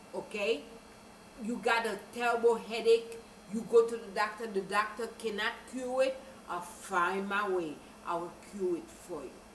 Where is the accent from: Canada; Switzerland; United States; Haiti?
Haiti; I was born in Haiti